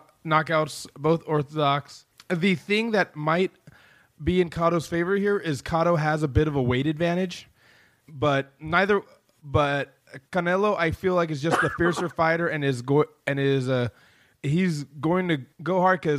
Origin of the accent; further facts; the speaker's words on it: Sacramento, California, United States; I grew up in Sacramento